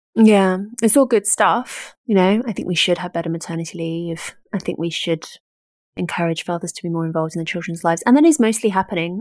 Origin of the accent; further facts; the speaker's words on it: United Kingdom; being British